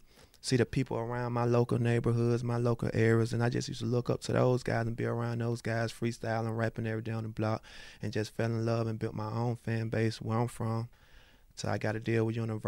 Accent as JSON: {"language": "English", "region": "Alabama", "country": "United States", "said": "So basically, you know, I grew up in a church. So my mom, I'm coming from Alabama, place. So I grew up in a church with my grandma, my mom."}